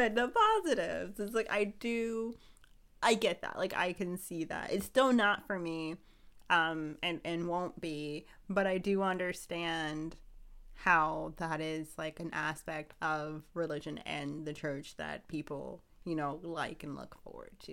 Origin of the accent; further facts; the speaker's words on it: Ohio, United States; now in Pennsylvania, United States; I'm originally from Ohio. So after we left Ohio, moved here to Pennsylvania